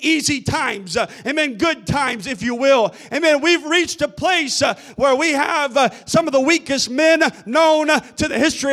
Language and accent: English; United States; As an American child, I grew up in a nation